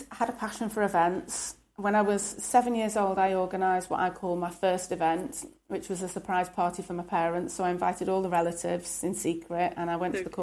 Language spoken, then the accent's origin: English; Stockport, North West England, United Kingdom; also born or lived in Birmingham; I was born in Birmingham, and then when I was, I think, about six, moved up to Stockport.